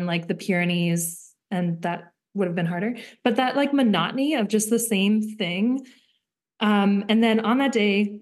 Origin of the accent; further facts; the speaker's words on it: Smithers, British Columbia, Canada; also born or lived in Victoria; now in Terrace, Canada; I grew up in Smithers